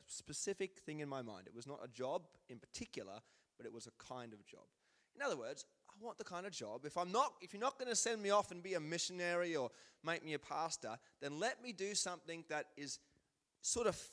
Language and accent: English; Queensland, Australia; moved away; I'm from Queensland, which means that the grass grows like 100 times faster than it does here.